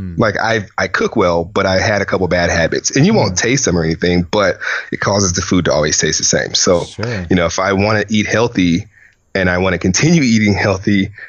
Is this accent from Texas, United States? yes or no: no; Louisiana, United States; moved away; I come from a whole family of chefs, like my granddad, I'm from Louisiana